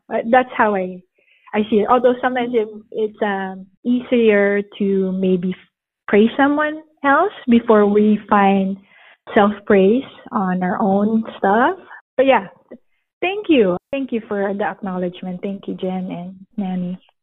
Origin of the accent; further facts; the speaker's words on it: Philippines; moved away as an adult; now in United States; I was born and raised in the Philippines, and I have been in the States for about 17 years. I came here when I was 23 years old permanently.